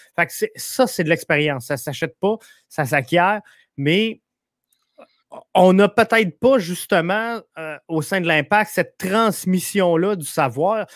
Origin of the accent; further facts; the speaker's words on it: Quebec City, Quebec, Canada; moi, je viens de Québec, fait que je suis comme bien nordique